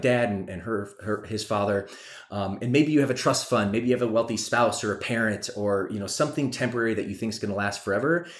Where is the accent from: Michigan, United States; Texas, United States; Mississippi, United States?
Michigan, United States; also born or lived in Atlanta, Georgia; now in California, United States; she took her three kids and moved to Michigan